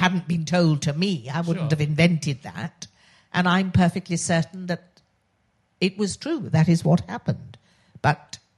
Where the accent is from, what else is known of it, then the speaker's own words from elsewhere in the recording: Oxford, South East England, United Kingdom; accent: posh; when I was growing up I was born in Oxford, which is why I have this very irritatingly posh voice